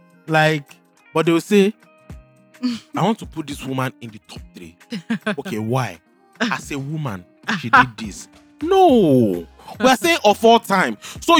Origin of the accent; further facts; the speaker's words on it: Akure, Ondo, Nigeria; moved away; I was born in 1999, and I grew up in Akure.